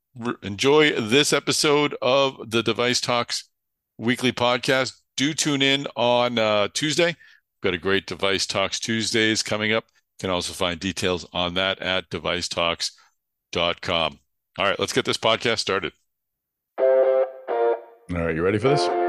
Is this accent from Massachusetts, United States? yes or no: yes; Boston, Massachusetts, United States; accent: Boston; my Boston accent